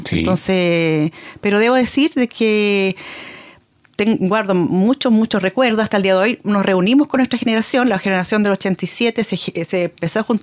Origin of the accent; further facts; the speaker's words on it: Concepción, Biobío, Chile; Exacto, cuando uno creció acá